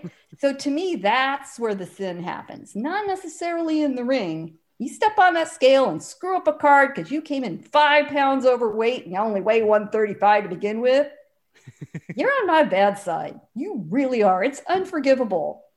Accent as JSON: {"language": "English", "town": "San Diego", "region": "California", "country": "United States", "tie": "born or raised there", "said": "I grew up in San Diego, right hard up against the Mexican border"}